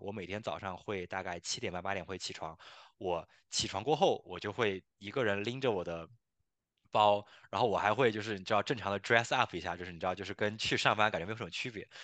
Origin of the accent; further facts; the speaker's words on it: China; 因为我们中国人嘛